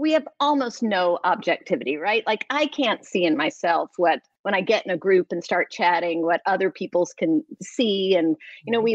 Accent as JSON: {"language": "English", "town": "Atlanta", "region": "Georgia", "country": "United States", "also_born_or_lived": "New York", "moved": "as an adult", "said": "I'm an Atlanta girl. I'm actually from Atlanta"}